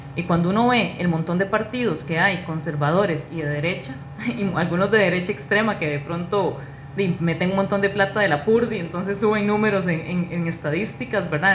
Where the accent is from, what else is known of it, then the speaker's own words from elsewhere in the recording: Naranjo, Alajuela, Costa Rica; es una naranjeña, eh, soy vecina de San Juan de Naranjo